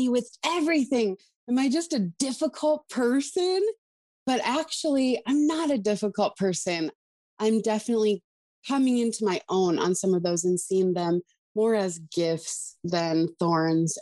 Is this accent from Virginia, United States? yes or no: no; Montana, United States; I am born and raised in Montana, a very, very rural area